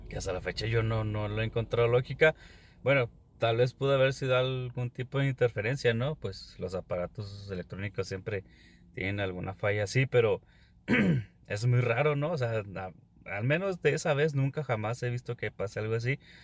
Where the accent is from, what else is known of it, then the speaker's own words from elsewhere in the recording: Ciudad Juárez, Chihuahua, Mexico; soy de Ciudad Juárez